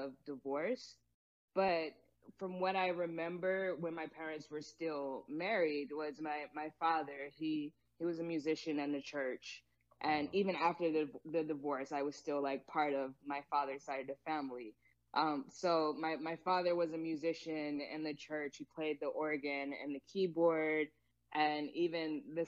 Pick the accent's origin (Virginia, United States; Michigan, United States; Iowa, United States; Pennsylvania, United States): Virginia, United States; Hampton; moved away as an adult; also born or lived in Atlanta, Georgia; now in Santa Barbara, United States; I'm originally from Virginia, Hampton, Virginia specifically